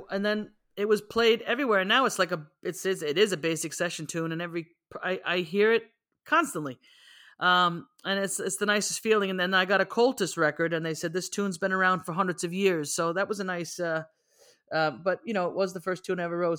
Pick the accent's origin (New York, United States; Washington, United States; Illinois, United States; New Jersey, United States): New York, United States; I was from the Bronx, in a very Irish section of the Bronx called Woodlawn